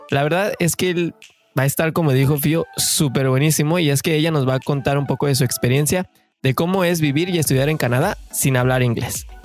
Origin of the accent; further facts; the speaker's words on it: Mexico; como saben, somos mexicanos de corazón que venimos en busca del famosísimo sueño canadiense.